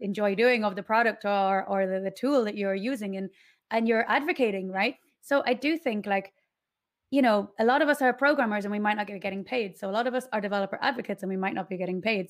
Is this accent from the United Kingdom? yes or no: no; Ashford, Leinster, Ireland; moved away as an adult; now in Mallorca, Spain; So I'm from Ireland, from, um, Ashford, County Wicklow.